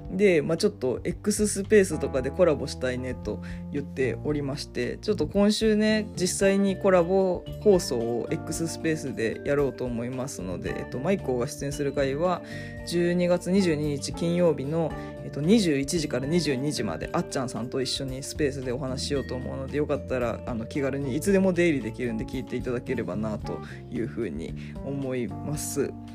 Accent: Fukuoka, Japan; moved away; 私の出身の福岡県

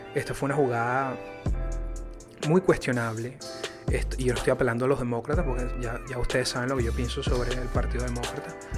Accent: Venezuela; now in United States; como lo somos los venezolanos

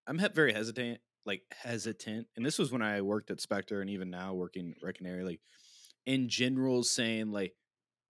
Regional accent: Missouri, United States; I'm from Missouri

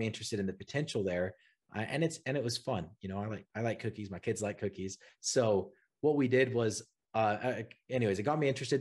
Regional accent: Utah, United States; I'm from Utah, grew up here

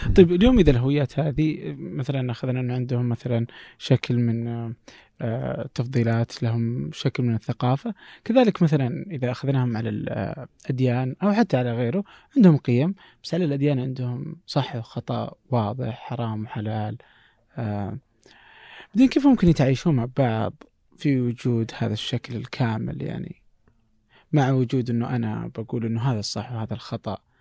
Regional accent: Abha, Asir, Saudi Arabia; عندنا في ابها

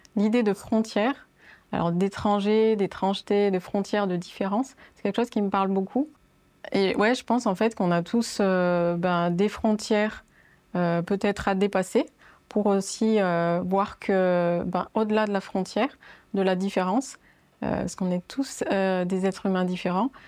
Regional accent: France; je suis née en fait en France

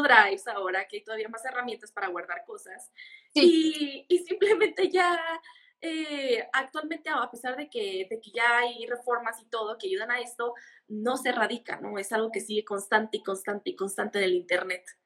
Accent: Mexicali, Baja California, Mexico; yo soy de Mexicali, de Mexicali

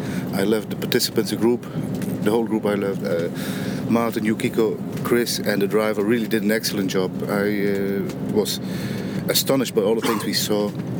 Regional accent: Netherlands; from the Netherlands.

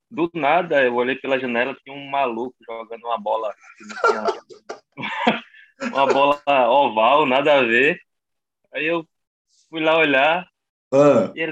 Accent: João Pessoa, Paraíba, Brazil; nome completo aí sou de João Pessoa

